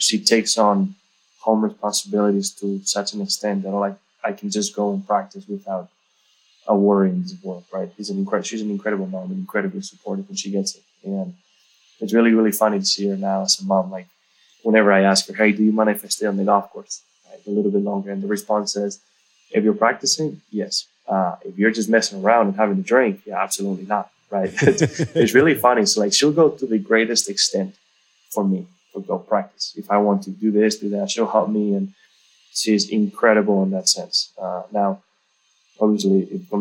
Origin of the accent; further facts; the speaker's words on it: northern Spain, Spain; I come from Spain, but I didn't grow up in a sunny area.